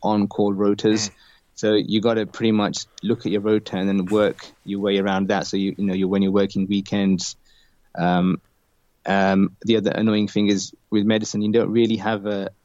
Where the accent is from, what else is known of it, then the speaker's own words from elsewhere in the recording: Slough, South East England, United Kingdom; my hometown in Slough